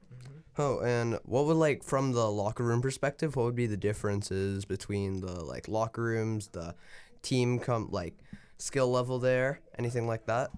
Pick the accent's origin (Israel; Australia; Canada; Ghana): Canada; I'm Canadian